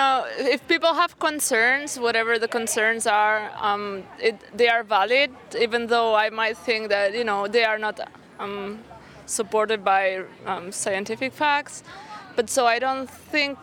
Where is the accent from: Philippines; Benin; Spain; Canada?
Spain; now in New York, United States; I come from Spain and I know how things are going on in Spain